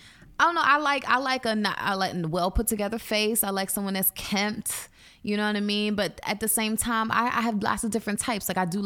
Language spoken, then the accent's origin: English; East Coast, United States; now in Los Angeles, United States; For me, my sexually attracted, not like a dominating type of guy, like an aggressive guy. I'm from the East Coast.